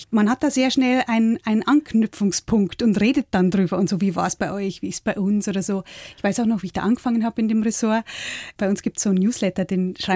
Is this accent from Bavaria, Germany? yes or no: yes; Bavaria, Germany; now in Hamburg, Germany; ich bin eine in Hamburg lebende niederbayerische Großstadtbäuerin. Aufgewachsen bin ich in der Holledau auf dem Hof, den mein Vater im Nebenerwerb bewirtschaftet hat.